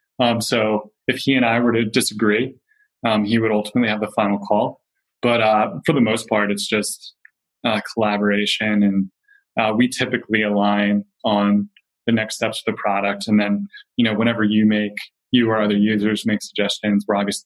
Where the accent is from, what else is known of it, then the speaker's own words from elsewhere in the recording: Philadelphia, Pennsylvania, United States; now in Bay Area, United States; I'm from Philadelphia